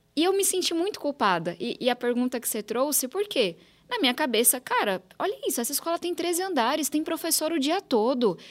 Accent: São Paulo, Brazil; Eu sou nascida e criada aqui em São Paulo

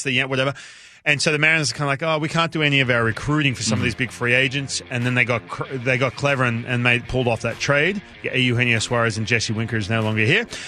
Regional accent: Newcastle, New South Wales, Australia; moved away; Parramatta Eels was my team as a kid, but I grew up in Newcastle

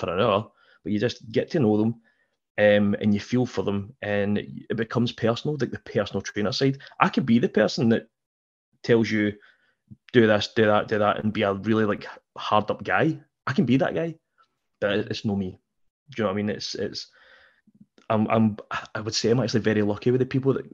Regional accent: Scotland, United Kingdom; we're British people, we're Scottish

